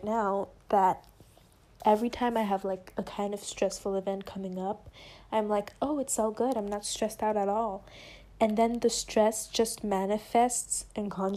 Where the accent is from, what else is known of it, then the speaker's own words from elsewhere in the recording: France; first language French; English is a second language; I'm French, okay? English isn't my first language. French is my first language.